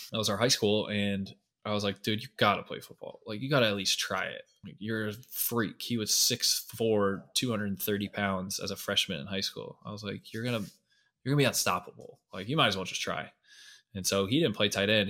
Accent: Scottsdale, Arizona, United States; I grew up in Scottsdale

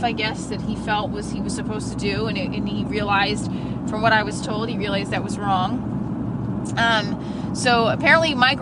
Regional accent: New Jersey, United States; I grew up in North Jersey. I still live in North Jersey.

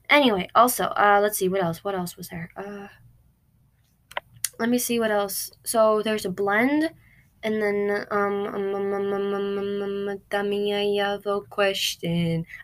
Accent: Queens, New York, United States; But I always say I'm from Queens.

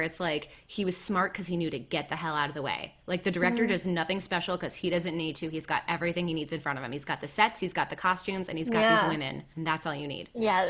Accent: Midwest, United States; Well, I'm from the Midwest

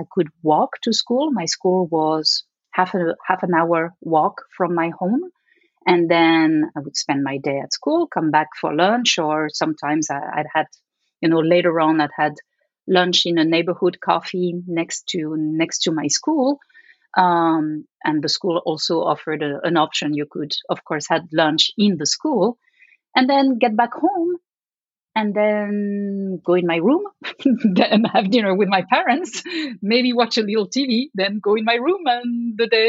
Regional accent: Paris, Île-de-France, France; English is a second language; my experience growing up in Paris

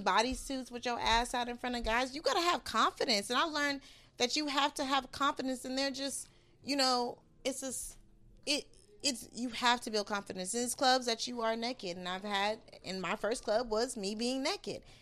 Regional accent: California, United States; I'm from Cali

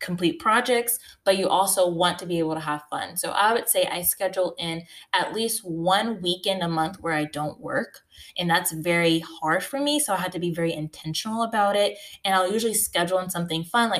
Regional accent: United States; now in North Carolina, United States; I'm from the North. So in the DC, Baltimore region, but I live in North Carolina

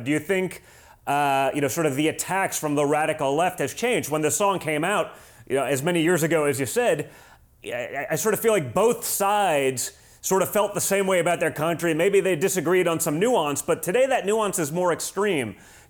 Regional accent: New York, United States; moved away; as a New Yorker, right, you know, at least formerly New Yorker before I had to get out of the People's Republic of New York

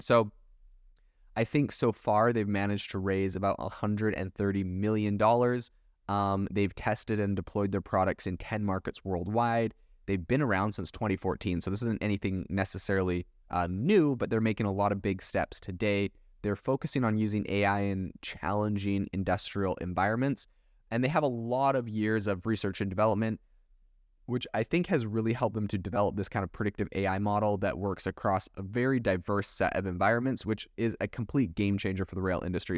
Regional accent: Canada; also born or lived in Europe; now in United States; I was raised in Canada

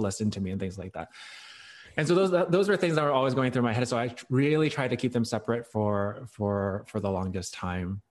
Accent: Hong Kong; I was born in Hong Kong, and so my, my parents speak Chinese, or we all speak Chinese.

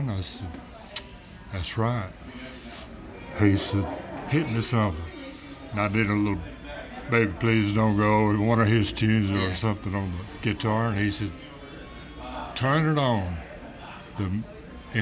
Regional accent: Louisiana, United States; moved away; also born or lived in Georgia; I lived on a cotton farm with my dad and mom and older brother and five sisters.

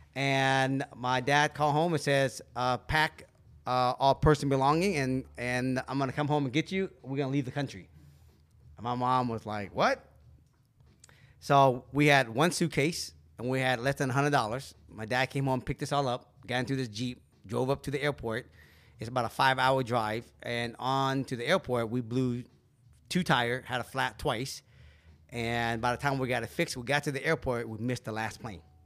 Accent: Seattle, Washington, United States; also born or lived in California; we grew up in Seattle

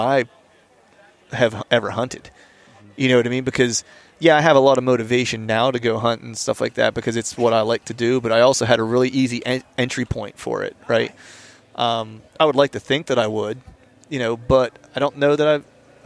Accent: Pennsylvania, United States; we grew up in Pennsylvania

